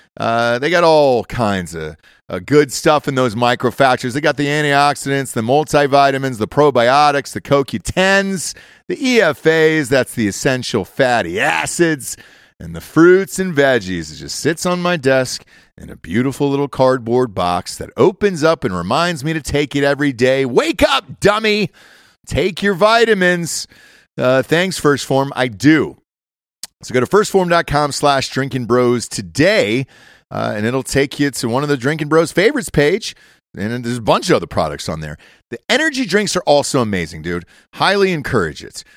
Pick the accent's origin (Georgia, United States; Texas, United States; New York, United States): Georgia, United States; Atlanta; moved away; I grew up in Fulton County